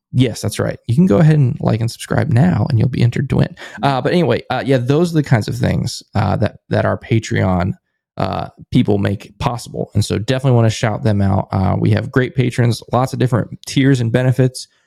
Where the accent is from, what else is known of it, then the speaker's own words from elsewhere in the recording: United States; I'm an American